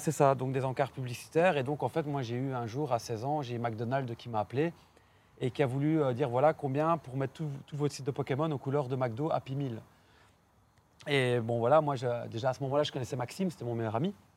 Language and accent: French; Belgium; je suis belge